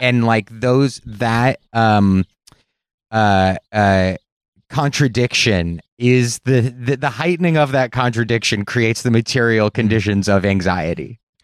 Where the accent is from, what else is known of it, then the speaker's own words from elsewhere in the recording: Los Angeles, California, United States; I'm from Los Angeles